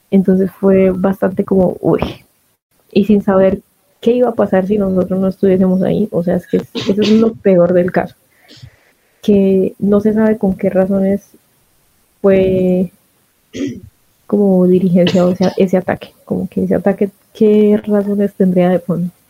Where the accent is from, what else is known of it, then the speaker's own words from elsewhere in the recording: Bucaramanga, Santander, Colombia; now in Bogotá, Colombia; Leandro es un amigo mío que también es de Bucaramanga